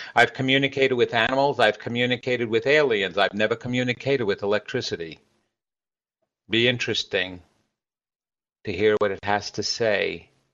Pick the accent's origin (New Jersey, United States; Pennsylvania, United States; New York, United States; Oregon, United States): New York, United States; I'm from New York, so I've got a hardcore soul.